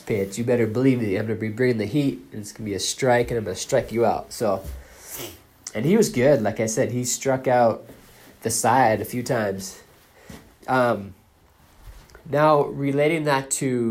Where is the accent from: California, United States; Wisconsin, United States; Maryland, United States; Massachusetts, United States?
Massachusetts, United States; Boston; I grew up in Boston